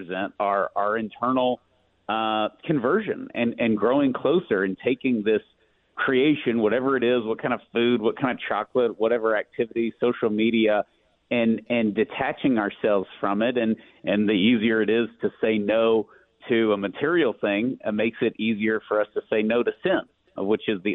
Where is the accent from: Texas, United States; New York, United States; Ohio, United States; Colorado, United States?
Texas, United States; East; I'm from East Texas. I grew up in a place that's 2% Catholic, you know, around these great Southern Baptists